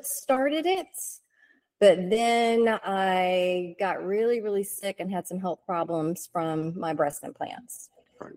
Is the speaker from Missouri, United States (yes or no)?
no; Richlands, North Carolina, United States; now in Raleigh, United States; I'm actually from Eastern North Carolina, but I've lived up here in the Raleigh area for a little over 20 years